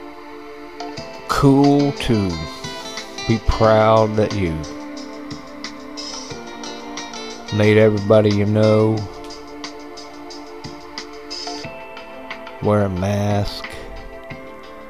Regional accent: United States

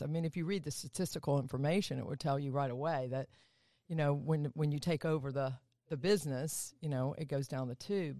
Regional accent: Atlanta, Georgia, United States; down south, good old Atlanta, Georgia. Born and raised there.

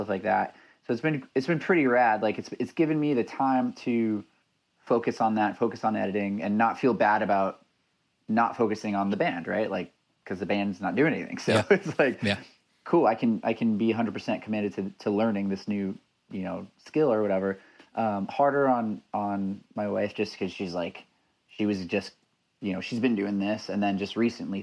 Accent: Los Angeles, California, United States; moved away as an adult; also born or lived in Orange County, California / Toronto, Canada; now in Vancouver area, Canada; I'm from Los Angeles, born and raised, lived in Orange County for a bit

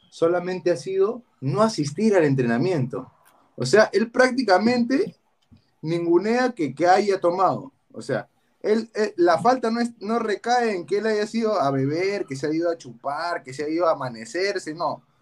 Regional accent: Peru; Como futbolistas peruanos y como peruanos en general

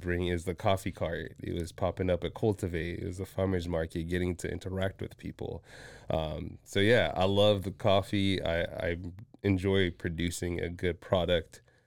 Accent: Washington, Virginia, DMV area, United States; also born or lived in Zambia / Mozambique; spent majority of my upbringing in, um, the D M V area

